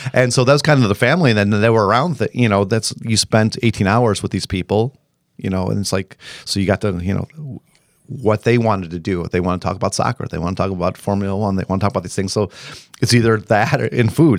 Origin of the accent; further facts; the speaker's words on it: Illinois, United States; moved away; I am from Illinois